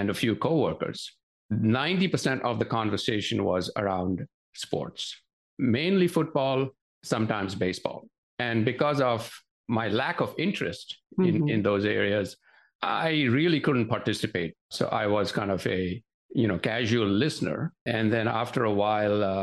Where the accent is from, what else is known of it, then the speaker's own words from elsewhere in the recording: Mumbai, Maharashtra, India; moved away as an adult; now in United States; growing up in Bombay, it was a very cosmopolitan city.